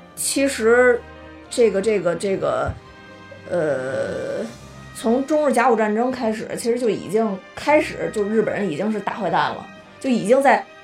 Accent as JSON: {"language": "Chinese", "region": "Beijing", "country": "China", "tie": "born or raised there", "said": "虽然我是土生土长"}